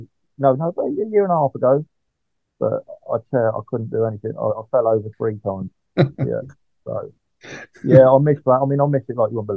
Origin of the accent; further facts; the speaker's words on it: Maidenhead, South East England, United Kingdom; even though it's my hometown